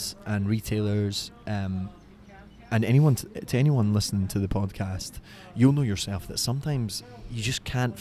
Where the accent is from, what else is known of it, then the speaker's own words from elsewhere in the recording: Detroit, Michigan, United States; I'm actually from Detroit